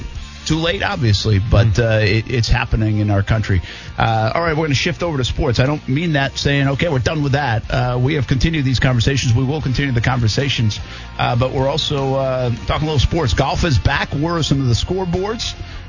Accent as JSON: {"language": "English", "region": "New England", "country": "United States", "said": "I'm from the New England area."}